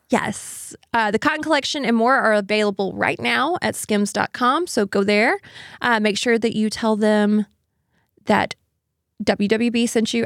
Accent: Pelham, Alabama, United States; I'm actually technically from Pelham, which is, like, just south

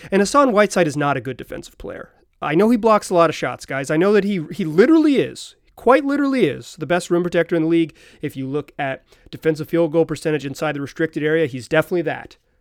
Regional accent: Chapel Hill, North Carolina, United States; moved away; I grew up in Chapel Hill, North Carolina

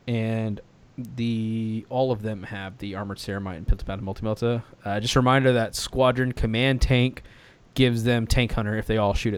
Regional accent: Australia; In any case, because I'm from Australia, I don't want to show up with some outrageous army

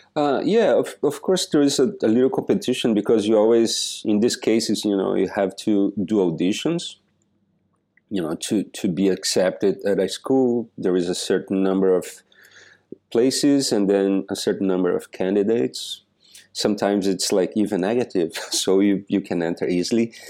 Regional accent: Joaçaba, Santa Catarina, Brazil; moved away as an adult; also born or lived in New York City; now in New York, United States; I was born in this little pla-, this little city in the south of Brazil called Joa Sabah

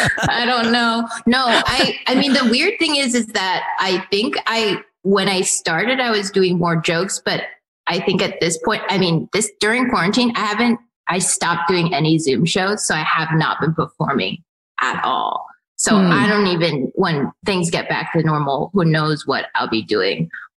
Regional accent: San Francisco, California, United States; I'm from San Francisco.

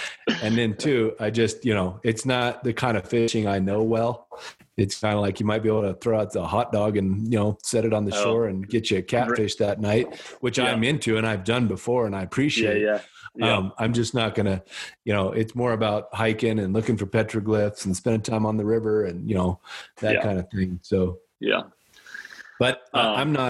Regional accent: Wyoming, United States; I grew up in Wyoming

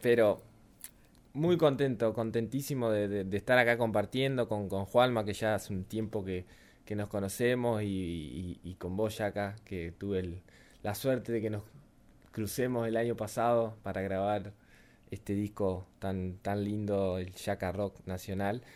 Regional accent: Paraná, Entre Ríos, Argentina; moved away; vuelvo a, mi tierra y a mi Paraná querida

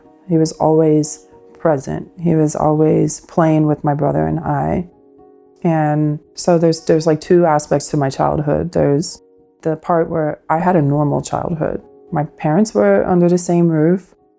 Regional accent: Pennsylvania, United States; also born or lived in Washingtonville, New York; And then we moved from Washingtonville, New York to Pennsylvania. I had a pretty normal childhood for the most part.

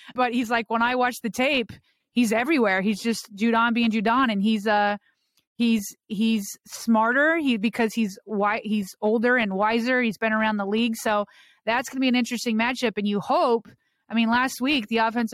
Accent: Colorado, United States; I grew up watching John Elway because I grew up in Colorado

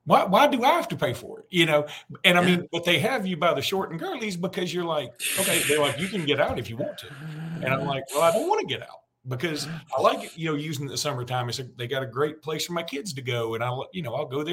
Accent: Lake Martin, Alabama, United States; I grew up on Lake Martin

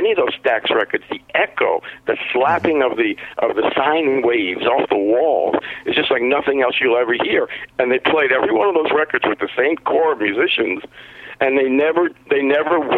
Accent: Texarkana, United States; this is the music I grew up in, growing up in Texarkana. This is a regional kind of sound

